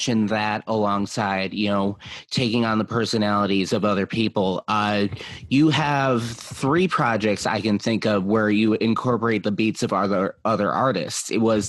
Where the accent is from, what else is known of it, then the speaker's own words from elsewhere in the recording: Chicago, Illinois, United States; I'm actually out here in Chicago right now, born and raised.